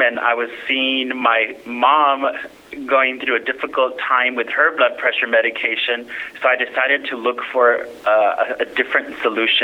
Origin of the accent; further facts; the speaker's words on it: California, United States; first language English; I'm from California originally, so English is my first language